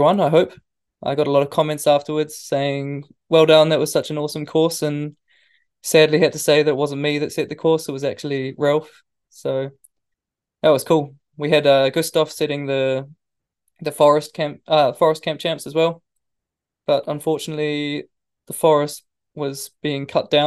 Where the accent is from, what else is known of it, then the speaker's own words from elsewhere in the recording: New Zealand; moved away; when I was a kid growing up in New Zealand